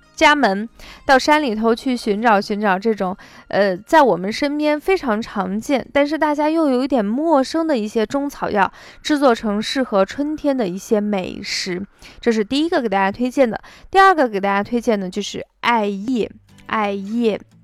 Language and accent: Chinese; Shaanxi, China; accent: Shaanxi dialect; 我们陕西方言把它称为叉子